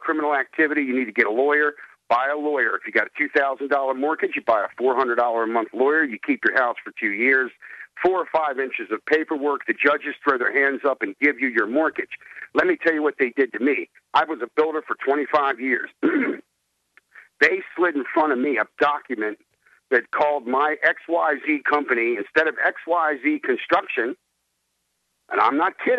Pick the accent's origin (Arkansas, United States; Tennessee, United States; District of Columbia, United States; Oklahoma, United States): District of Columbia, United States; Washington; moved away as an adult; now in Delaware, United States; I'm from Washington, D.C. I'm a transplant over here to Delaware